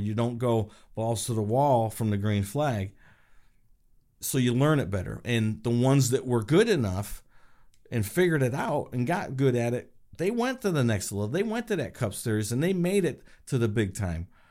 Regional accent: Chemung, New York, United States; also born or lived in Elmira, New York; I was born in Elmira, raised in Chemung

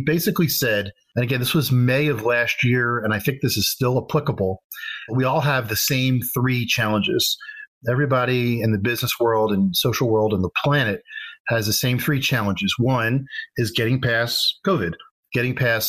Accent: Philadelphia, Pennsylvania, United States; I grew up in Philadelphia, Pennsylvania

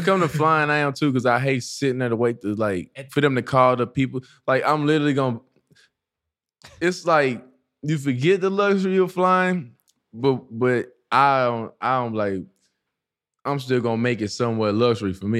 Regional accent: East Texas, United States; moved away as an adult; also born or lived in Dallas, Texas / Minnesota; now in Arizona, United States; So I had left Dallas and went to East Texas uh, for football and that's where I grew up.

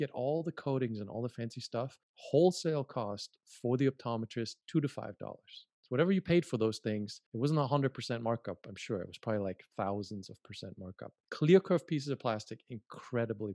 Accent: Germany; moved away as an adult; also born or lived in United States; I'm from Germany

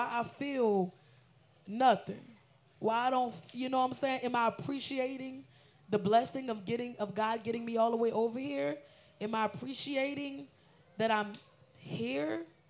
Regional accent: New Orleans, Louisiana, United States; Because I'm from New Orleans.

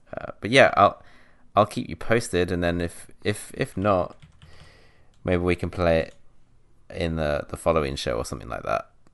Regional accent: South West England, United Kingdom; moved away; in my hometown, like in the southwest

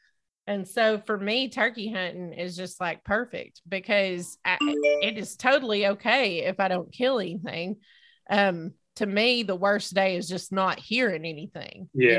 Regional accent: East Tennessee, United States; moved away; growing up in East Tennessee

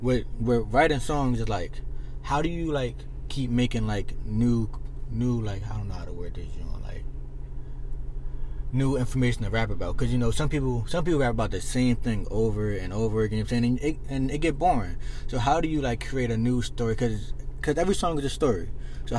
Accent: Philadelphia, Pennsylvania, United States; alright, well, growing up in Philly, well, as of right now, you see all these homicides, all these like shit going on, and you know you deal with haters.

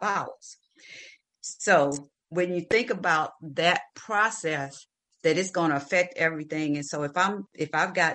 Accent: the South, United States; I grew up, I'm from the South in the country

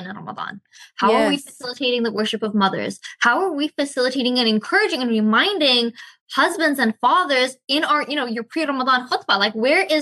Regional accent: Victoria, British Columbia, Canada; moved away as an adult; also born or lived in Malaysia; I moved back to Canada, my hometown here in Victoria

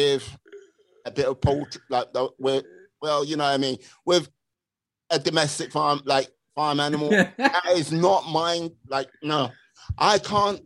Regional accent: London, United Kingdom; I'm born and raised a Londoner

